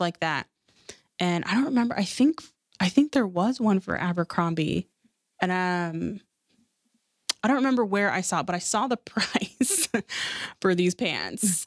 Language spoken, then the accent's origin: English; Seattle, Washington, United States; growing up in Seattle, like, we didn't have a lot of money